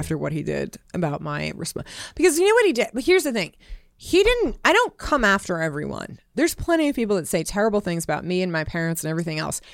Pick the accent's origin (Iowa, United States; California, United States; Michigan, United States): California, United States; Los Angeles; moved away as an adult; also born or lived in Nevada; I grew up in Hollywood